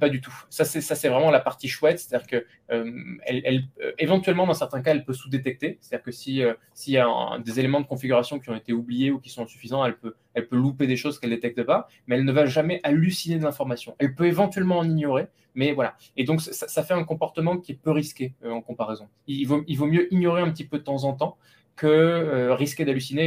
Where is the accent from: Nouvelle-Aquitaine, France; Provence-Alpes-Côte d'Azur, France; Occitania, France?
Occitania, France; Lot; now in Paris, France; je viens du Lot